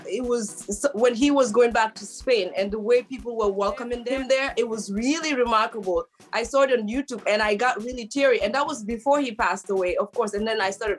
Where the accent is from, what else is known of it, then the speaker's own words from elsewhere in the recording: Gambia; moved away; where we're from, which is the Gambia.